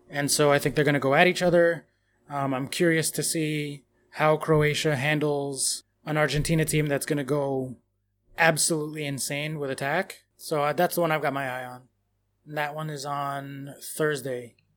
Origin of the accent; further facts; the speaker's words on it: United States; I'm American